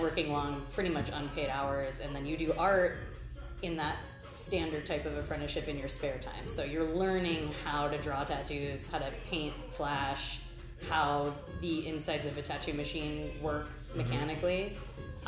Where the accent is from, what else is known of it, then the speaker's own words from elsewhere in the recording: Cleveland, Ohio, United States; now in Astoria, United States; I'm a tattooer from Cleveland, Ohio